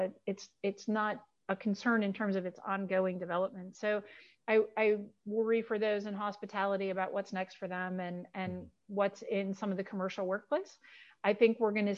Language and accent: English; Buffalo, New York, United States; I grew up in Western New York, you know, in Buffalo